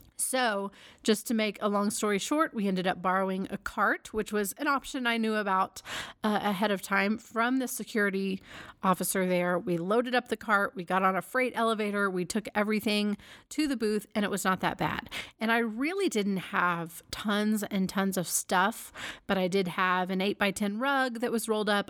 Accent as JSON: {"language": "English", "town": "Dallas", "region": "Texas", "country": "United States", "tie": "born or raised there", "moved": "yes", "said": "Dallas is my hometown"}